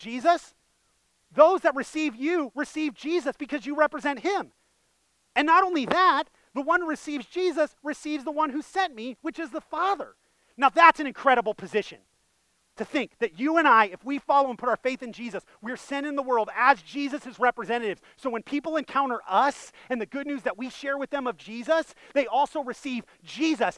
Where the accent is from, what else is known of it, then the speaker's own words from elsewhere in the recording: Northeast Ohio, United States; moved away; I'm originally from Northeast Ohio